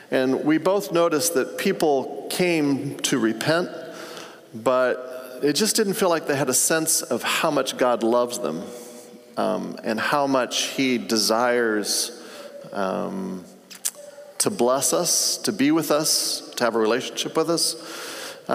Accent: Tanzania; I grew up in Africa. My parents were missionaries.

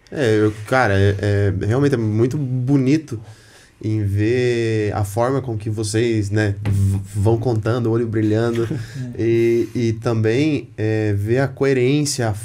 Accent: Candói, Paraná, Brazil; Eu tenho uma amiga, ela é psicóloga da Casa Lar, lá do Candói. A gente é do Candói.

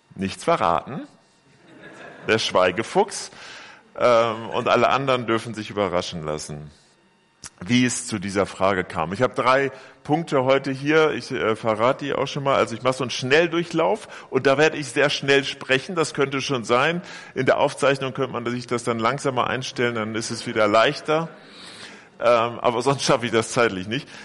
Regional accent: Bielefeld, North Rhine-Westphalia, Germany; moved away; in meiner Heimatgemeinde in Bielefeld

